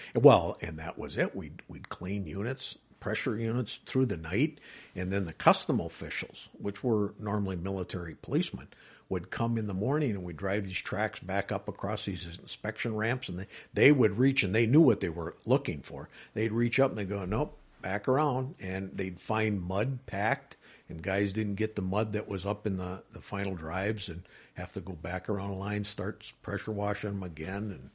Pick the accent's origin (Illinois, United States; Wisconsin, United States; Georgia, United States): Wisconsin, United States; Wisconsin Rapids; born and raised in Wisconsin Rapids area